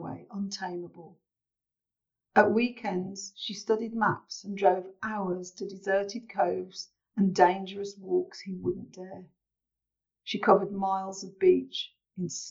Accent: Birmingham, West Midlands, United Kingdom; here in my hometown podcast

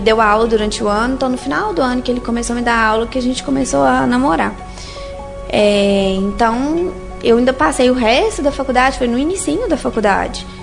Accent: Sete Lagoas, Minas Gerais, Brazil; moved away as an adult; now in Belo Horizonte, Brazil; Eu nasci aqui em BH, mas a vida inteira fui, fui criada em Sete Lagoas

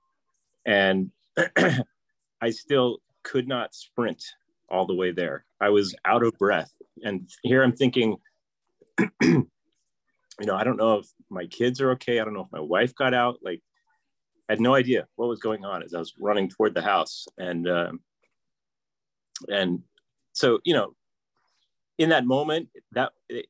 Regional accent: Livermore, California, United States; I'm from Livermore, California, and I'm a mechanical engineer.

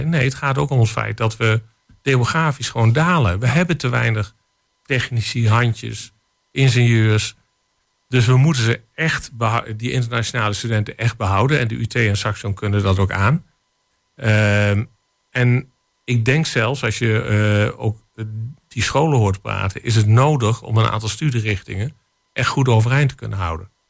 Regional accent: Zwolle, Overijssel, Netherlands; born there; En dat zeg ik dan als eh, geboren in Zwolle, die zelf 20 jaar in het Westen heeft gewerkt en 20 jaar in het Oosten.

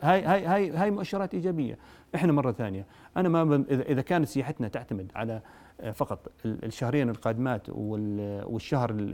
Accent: Jordan; عندنا في الاردن

